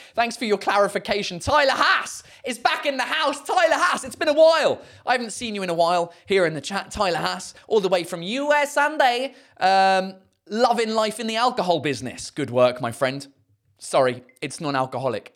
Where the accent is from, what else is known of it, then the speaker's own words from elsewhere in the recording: United Kingdom; accent: southern; first language English; now in Paris, France; I have the added value of being British.